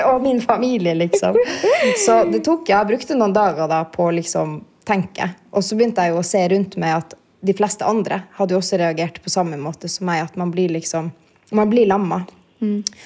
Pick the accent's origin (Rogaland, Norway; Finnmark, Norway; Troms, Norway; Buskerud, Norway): Finnmark, Norway; Kautokeino; now in Oslo, Norway; Jeg er jo fra Kautokeino